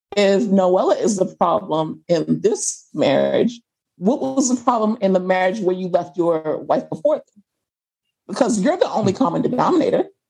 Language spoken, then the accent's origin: English; United States; as an American person